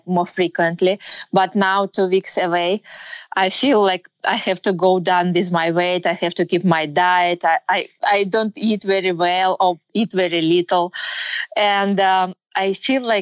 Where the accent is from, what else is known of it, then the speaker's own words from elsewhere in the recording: Kyrgyzstan; English is a second language; moved away as an adult; now in United States; I grew up and I was born in Kyrgyzstan. It's a Central Asian country. I'm Russian by nationality. But like about 5 years ago, we moved here in US.